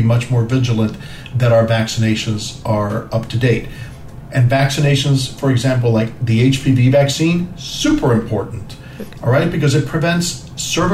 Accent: New York, United States; also born or lived in Cuba / New Jersey; I grew up in New York, you know, and New Jersey

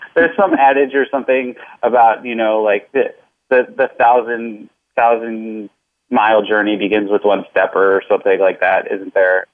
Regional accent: Midwest, United States; I'm from the Midwest

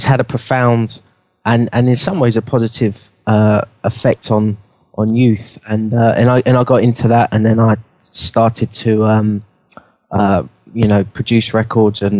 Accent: London, United Kingdom; I grew up in London.

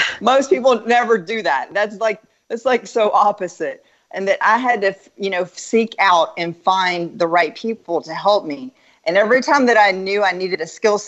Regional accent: Dallas, Texas, United States; I'm from Dallas

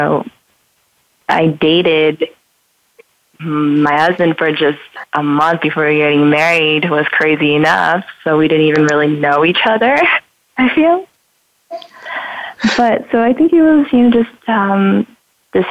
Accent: New York, United States; moved away as an adult; also born or lived in New Jersey; now in Los Angeles, United States; I was born in New York, raised in New York, and New Jersey for a little bit

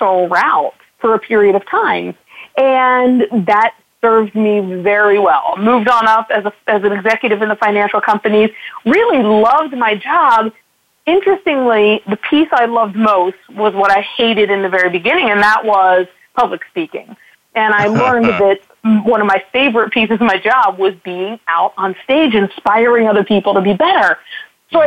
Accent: outside of Baltimore, Maryland, United States; I grew up actually outside of Baltimore, and my parents still live down in that area

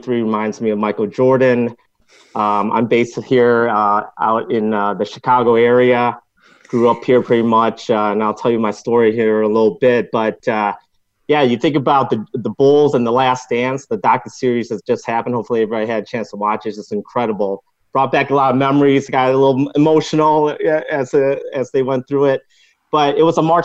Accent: Hong Kong; now in United States; I grew up in Hong Kong and then fast forward, moved over here to the States

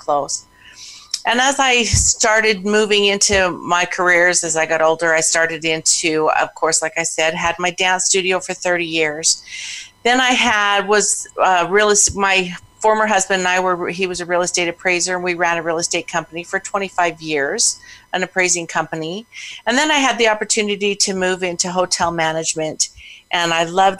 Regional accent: Pocatello, Idaho, United States; I was born and raised in Idaho

